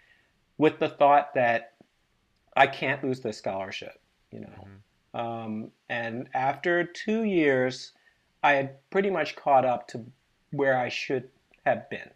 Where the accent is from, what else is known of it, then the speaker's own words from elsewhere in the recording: Maryland, United States; I grew up in Maryland